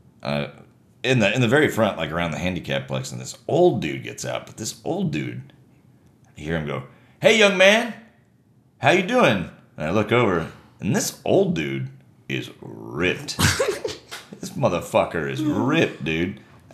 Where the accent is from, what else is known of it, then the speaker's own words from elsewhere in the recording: United States; I'm an American.